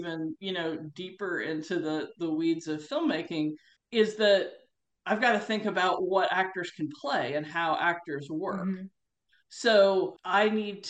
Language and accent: English; United States; being an American who knows Australia and has worked in Australia